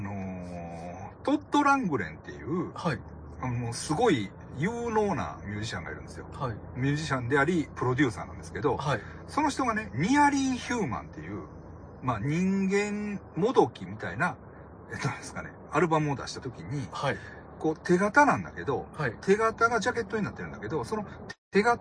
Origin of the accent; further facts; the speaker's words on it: Fukuoka, Japan; 僕がね、もともと福岡出身っていうのが、